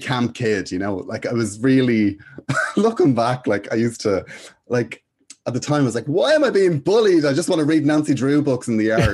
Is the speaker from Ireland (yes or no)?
yes; Dublin, Leinster, Ireland; I went to school in Finglas, in De La Salle, uh, in Finglas, and yeah, I've been there since I was about four years of age